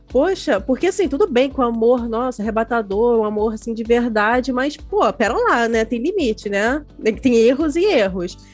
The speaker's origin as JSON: {"language": "Portuguese", "region": "Rio de Janeiro", "country": "Brazil", "accent": "carioca", "said": "a gente tinha que treinar não ter o sotaque, no meu caso, de carioca"}